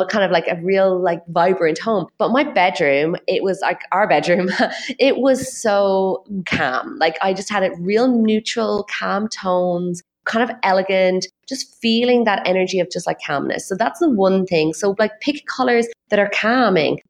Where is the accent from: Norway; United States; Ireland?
Ireland; my own background as an Irish person